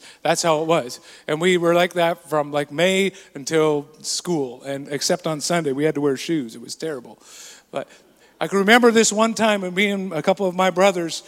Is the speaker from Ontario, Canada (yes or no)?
no; Burton, British Columbia, Canada; I grew up in a small town in BC, in the interior. I usually say Nakusp, but actually it was in a place even smaller than that, just outside of Nakusp, called Burton